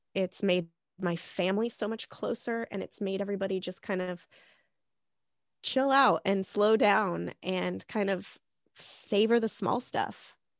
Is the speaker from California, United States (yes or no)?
no; Montana, United States; now in Seattle, United States; I'm actually from Montana, last place, best place